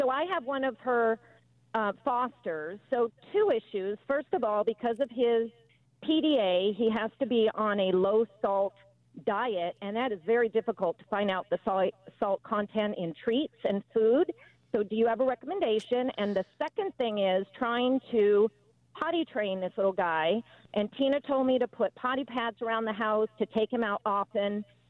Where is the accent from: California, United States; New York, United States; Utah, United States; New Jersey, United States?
California, United States; Burbank; In Burbank, California.